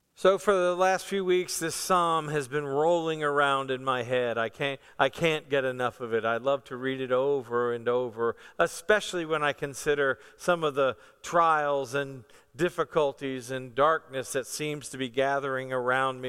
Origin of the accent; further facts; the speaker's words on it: Northern Virginia, United States; I grew up, uh, in Northern Virginia